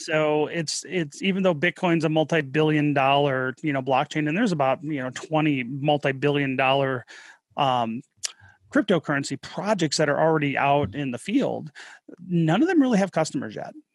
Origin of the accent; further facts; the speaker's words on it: Detroit, Michigan, United States; moved away as an adult; also born or lived in Colorado / Utah / Wyoming; now in Salt Lake City, United States; My wife and I are both from Michigan, the Detroit area.